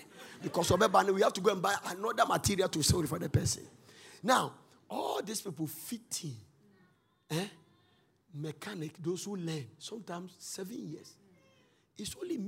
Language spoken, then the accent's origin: English; Ghana; I said, "Ghana."